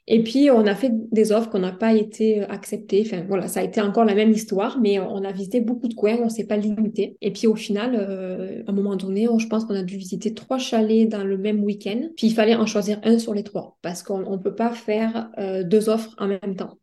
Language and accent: French; France; moved away as an adult; now in Montreal, Canada; chez moi en France